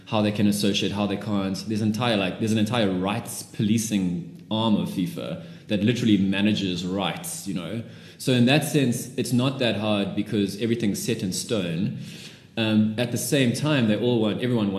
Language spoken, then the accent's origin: English; South Africa; I'm a South African